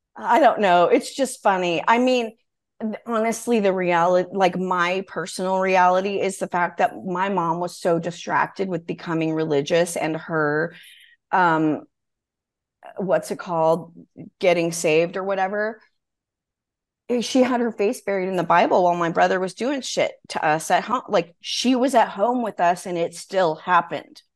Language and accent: English; Wyoming, United States; I grew up in Wyoming, which was the first state to allow women to vote.